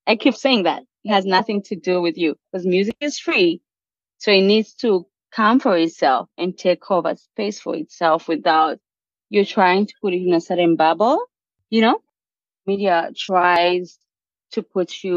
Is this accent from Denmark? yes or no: no; South Sudan; now in Kampala, Uganda; I'm from South Sudan